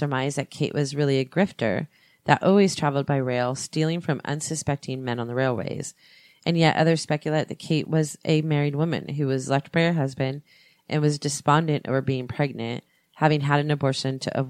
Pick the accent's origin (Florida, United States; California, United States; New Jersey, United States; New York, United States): California, United States; Orange; also born or lived in Pittsburgh, Pennsylvania; Well, my hometown where I was born is Pittsburgh, Pennsylvania. But I grew up in Orange